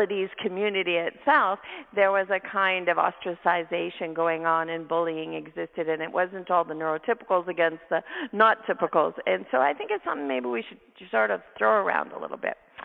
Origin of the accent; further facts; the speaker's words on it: Canada; I'm Canadian. I have an accent